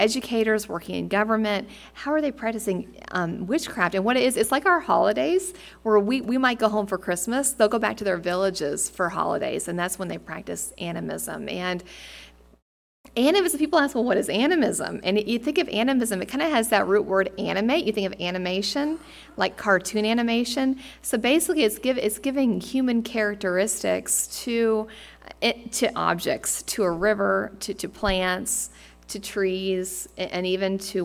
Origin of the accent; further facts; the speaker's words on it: United States; moved away; as an American